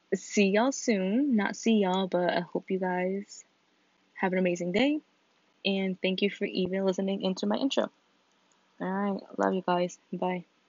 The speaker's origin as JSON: {"language": "English", "region": "Connecticut", "country": "United States", "said": "we're all not from New London, like we're all from Connecticut"}